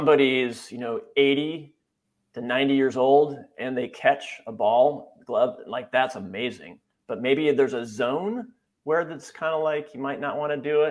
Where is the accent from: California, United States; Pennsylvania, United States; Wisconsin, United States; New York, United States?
Wisconsin, United States; moved away; also born or lived in San Francisco Bay Area; grew up in Wisconsin